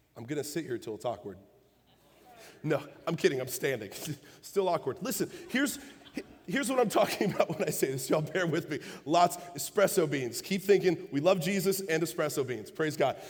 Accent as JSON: {"language": "English", "region": "Illinois", "country": "United States", "moved": "yes", "said": "I'm from the North. I'm from Illinois."}